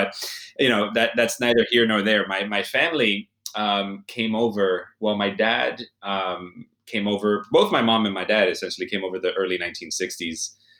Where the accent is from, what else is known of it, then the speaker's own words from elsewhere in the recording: Miami, Florida, United States; Born and raised in Miami, yeah, to an entire Cuban platoon of human beings, my parents, my family, uncles, aunts, cousins, everybody